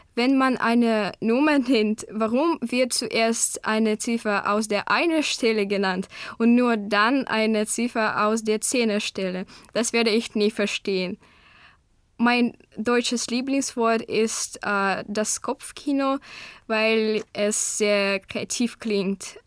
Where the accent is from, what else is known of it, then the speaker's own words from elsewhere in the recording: Krasnoyarsk Krai, Russia; first language Russian; German is a second language; Ich komme aus Krasnojarsk in Russland